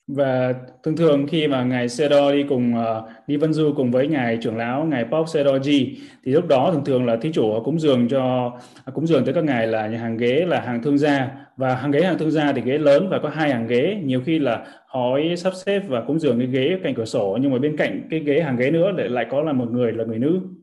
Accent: Vietnam; mình là uh, người Việt Nam là dòng dõi rồng

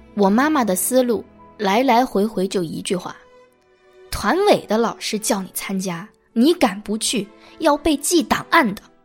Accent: China; moved away as an adult; also born or lived in United States; 我们中国人

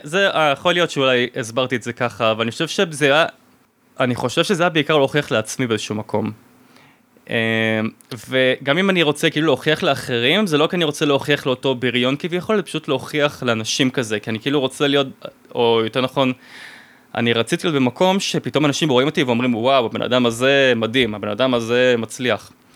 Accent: Israel; moved away as an adult; also born or lived in France; אני ועוד שני ישראלים

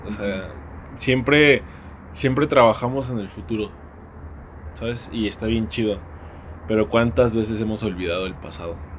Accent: Mexico; como mexicanos conocemos

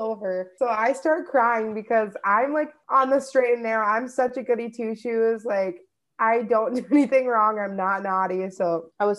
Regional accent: Minnesota, United States; I'm from Minnesota

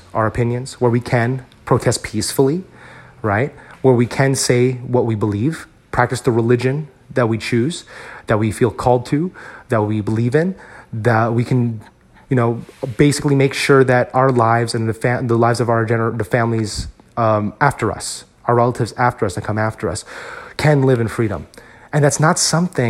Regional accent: United States; as Filipino Americans, I think it's very easy for us, especially for those of us who were born and raised in this country

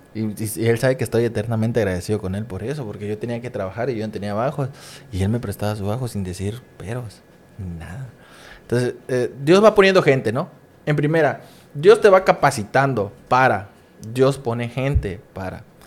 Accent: Coatzacoalcos, Veracruz, Mexico; moved away as an adult; now in Campeche, Mexico; estar en otra ciudad que no es mi ciudad natal. Para los que no saben, soy de Coaxacualcos, Veracruz.

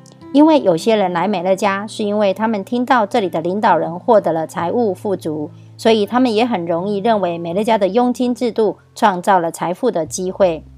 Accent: Miaoli County, Taiwan

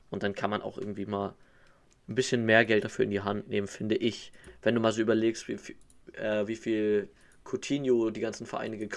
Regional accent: Hamburg, Germany; selbst als Hamburger würde ich

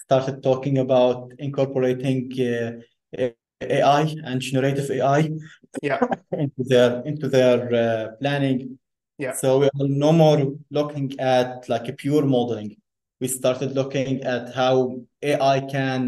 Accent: Lebanon; moved away as an adult; also born or lived in Beirut / Minnesota, United States; now in United States; I was grew up in Lebanon. Originally, I am Palestinian

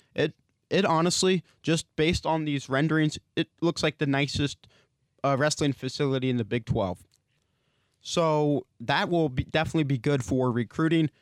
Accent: Wyoming, United States; moved away; I grew up in Wyoming

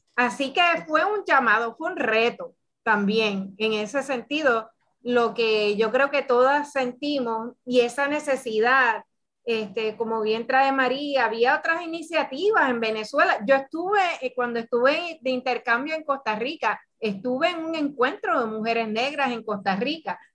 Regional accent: Puerto Rico; nosotras somos de Puerto Rico, de un país caribeño y afrocaribeño

